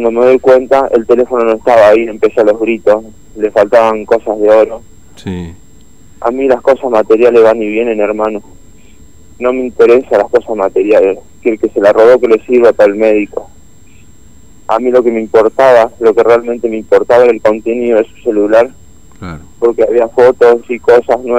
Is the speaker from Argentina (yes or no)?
yes; San Francisco, Córdoba, Argentina; nosotros somos de San Francisco, Córdoba.